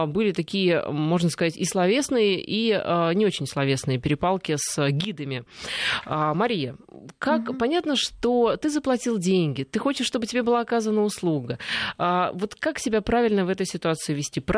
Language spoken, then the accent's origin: Russian; Russia; они, ну то есть мы, российские